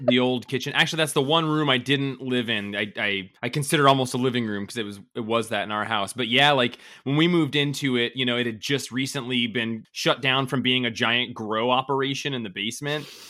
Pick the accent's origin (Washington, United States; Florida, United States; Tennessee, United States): Washington, United States; Colville; now in Bellingham, United States; I'm from a really horrible small t, like, tiny town in northeast Washington